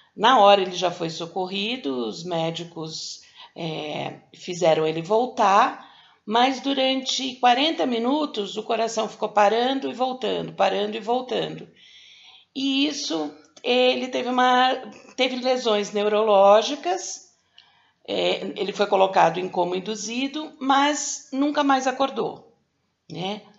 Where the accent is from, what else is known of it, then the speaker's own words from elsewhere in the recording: São Paulo, Brazil; eu sou de São Paulo